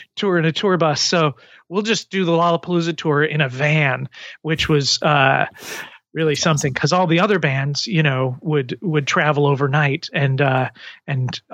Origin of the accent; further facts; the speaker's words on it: Connecticut, United States; moved away; also born or lived in Boston, Massachusetts / Providence, Rhode Island / Seekonk, Massachusetts; I grew up in Connecticut